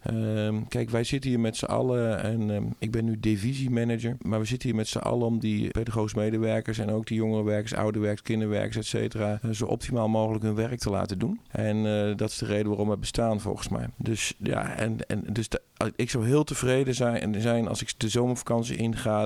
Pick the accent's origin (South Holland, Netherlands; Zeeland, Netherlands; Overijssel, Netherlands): Overijssel, Netherlands; Zwolle; ik kom uit Zwolle.